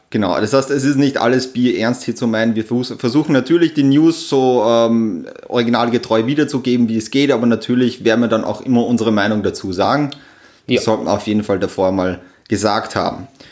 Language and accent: German; Upper Austria, Austria; now in Vienna, Austria; ich komme original aus Österreich, eigentlich aus Oberösterreich